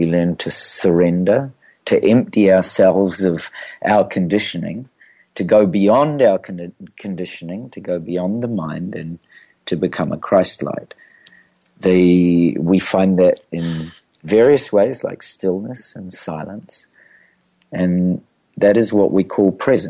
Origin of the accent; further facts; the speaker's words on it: New Zealand; I'm a New Zealander